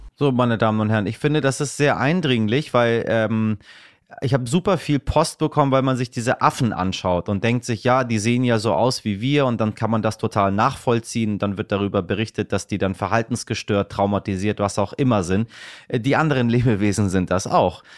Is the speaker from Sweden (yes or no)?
no; Iran; moved away; ich komme ja aus dem Land des Pfauentrons